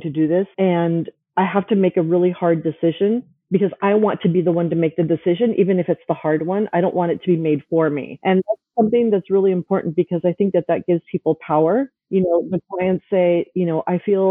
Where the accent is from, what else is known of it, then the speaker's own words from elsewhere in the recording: United States; I came into the United States at a very young age. So I grew up in the Latino culture, even though I was, you know, at home, I was a Latina